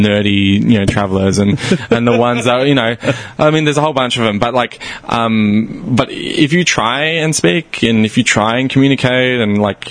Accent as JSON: {"language": "English", "country": "Australia", "moved": "yes", "said": "I'm Australian"}